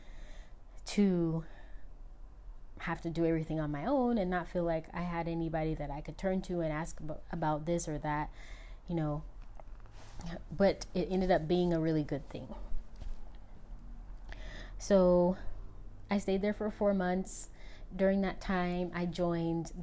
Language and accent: English; United States; I am American.